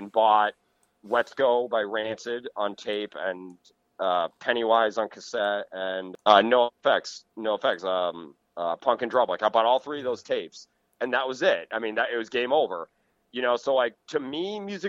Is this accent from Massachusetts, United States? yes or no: yes; Cape Cod, Massachusetts, United States; now in Connecticut, United States; I grew up on Cape Cod, you know, super rich, elitist Cape Cod